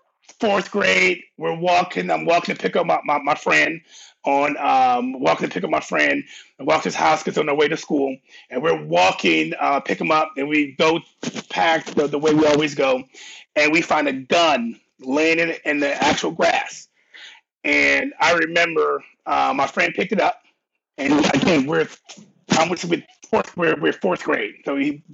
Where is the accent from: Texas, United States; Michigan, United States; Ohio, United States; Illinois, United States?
Ohio, United States; Cleveland; also born or lived in Columbus, Ohio; I'm from Cleveland. I'm from Cleveland. Moved to Columbus when I was like 11, fifth grade.